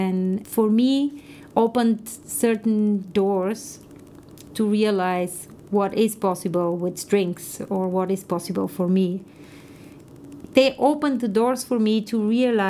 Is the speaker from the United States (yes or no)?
no; Bulgaria; moved away; in my early education in Bulgaria, I come from Bulgaria, which was a communist country at the time, and I studied in a very traditional specialized music school